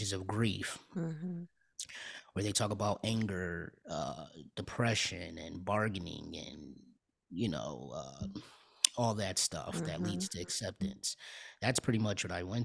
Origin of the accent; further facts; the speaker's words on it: New Haven, Connecticut, United States; now in Atlanta, United States; I'm, born and raised in New Haven, Connecticut